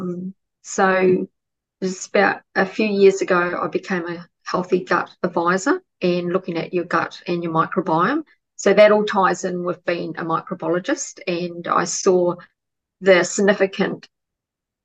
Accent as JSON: {"language": "English", "country": "New Zealand", "moved": "yes", "lives_now": "Australia", "said": "I'm originally from New Zealand, but lived in Australia for a long time"}